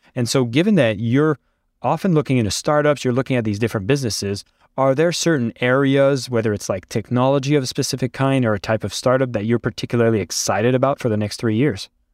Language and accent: English; Canada; I'm from Canada